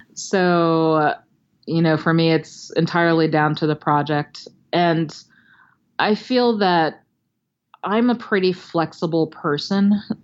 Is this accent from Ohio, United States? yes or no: no; Maryland, United States; now in Los Angeles, United States; I live in Los Angeles, but I'm from Maryland and I would, uh, go visit some old teachers and librarians and read for kids at, you know, my old school